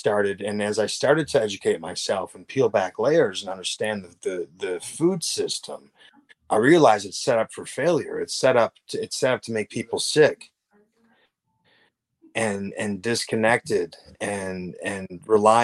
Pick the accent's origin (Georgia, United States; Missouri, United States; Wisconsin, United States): Wisconsin, United States; I grew up in Wisconsin